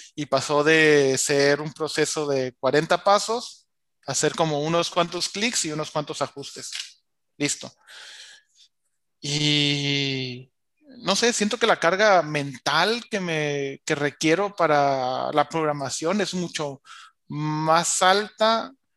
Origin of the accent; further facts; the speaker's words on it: La Paz, Baja California Sur, Mexico; also born or lived in Mexico City; me regresé a, a mi pueblo, que aquí tienen su casa en La Paz, Baja California